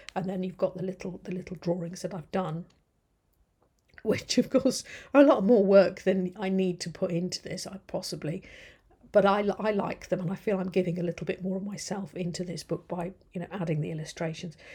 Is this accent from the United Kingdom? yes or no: yes; United Kingdom; as a British person